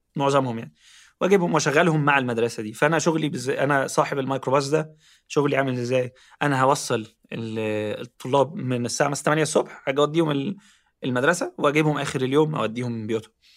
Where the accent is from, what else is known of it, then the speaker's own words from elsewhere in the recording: Ismailia, Ismailia Governorate, Egypt; moved away; also born or lived in Cairo; انا اصلا مش من القاهره يعني انا اصلا من من محافظه جنب القاهره اسمها اسماعيليه